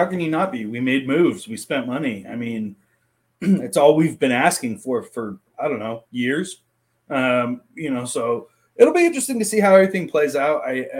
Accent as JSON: {"language": "English", "area": "the Valley", "region": "Arizona", "country": "United States", "tie": "born or raised there", "said": "growing up in the Valley"}